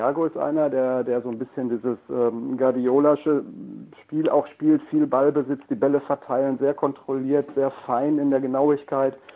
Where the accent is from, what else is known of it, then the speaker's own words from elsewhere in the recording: Dortmund, North Rhine-Westphalia, Germany; das sage ich auch als Dortmunder, der nicht im Verdacht steht, äh, Vorsitzender des FC Bayern